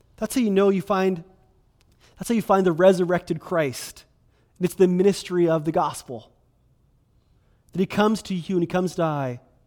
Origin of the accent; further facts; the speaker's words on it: Kelowna, British Columbia, Canada; I was born and raised in Kelowna.